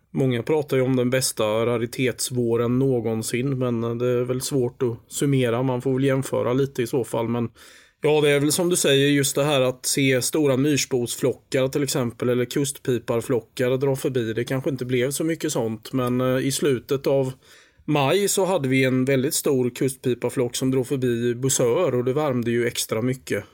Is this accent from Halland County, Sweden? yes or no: yes; Halland County, Sweden; som hallänning